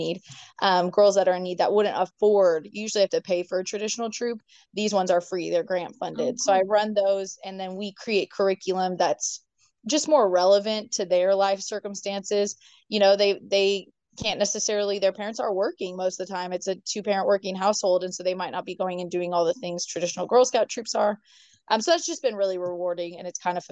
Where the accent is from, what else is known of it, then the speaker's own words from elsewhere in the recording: Northwest Washington, United States; moved away; also born or lived in Provo, Utah; We grew up in Washington State, Northwest Washington